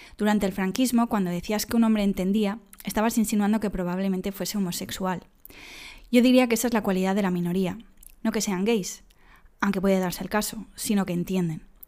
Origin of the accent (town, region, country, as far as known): Dénia, Valencian Community, Spain; born or raised there